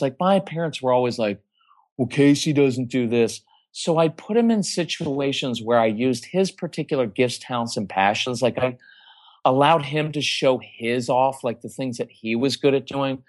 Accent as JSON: {"language": "English", "region": "Texas", "country": "United States", "said": "we're from Texas"}